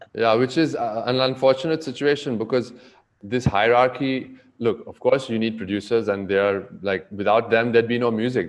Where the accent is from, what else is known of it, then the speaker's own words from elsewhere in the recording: Goa, India; also born or lived in New York / Bombay; now in Mumbai, India; growing up in Goa